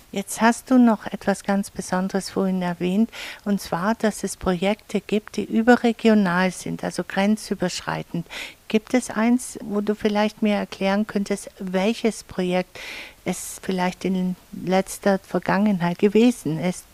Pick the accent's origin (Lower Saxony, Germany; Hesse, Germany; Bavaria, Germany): Bavaria, Germany; Allgäu; bei uns im Allgäu